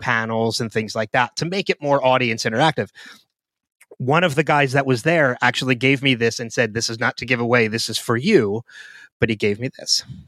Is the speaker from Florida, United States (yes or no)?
no; New Jersey, United States; born or raised there; also born or lived in Philadelphia